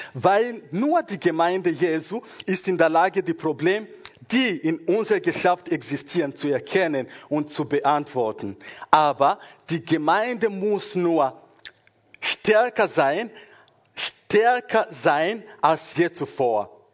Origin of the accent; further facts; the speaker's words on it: Rwanda; moved away; also born or lived in Congo; ich bin in Kongo geboren und später, ich glaube, nach vier Jahren, als ich vier Jahre alt war, oder circa vier, wir sind nach Ruanda zurückgegangen und dort bin ich in der Schule gegangen und Gymnasium